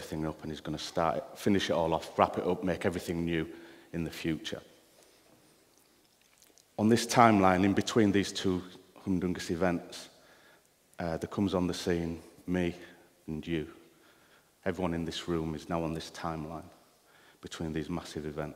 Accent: United Kingdom; I am British

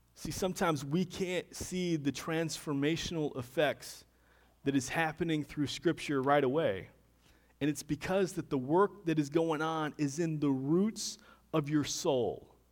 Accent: Deltona, Florida, United States; moved away; I grew up in Deltona, Florida. Haven't lived there for a number of years now

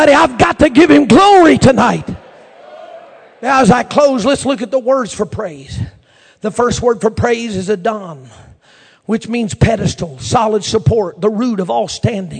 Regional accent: Oklahoma, United States; I'm from Oklahoma

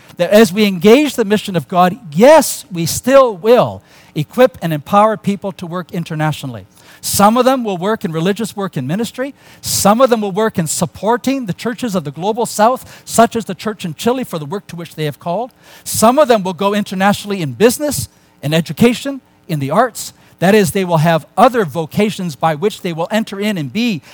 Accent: Canada; And I'm realizing he's as Canadian as I am, and he's a Muslim Eritrean.

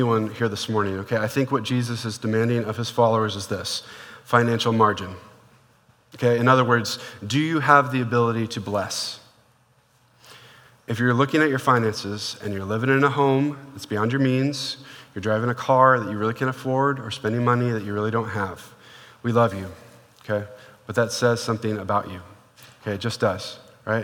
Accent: Portland, Oregon, United States; moved away; I used to live, when I grew up in Portland, Oregon

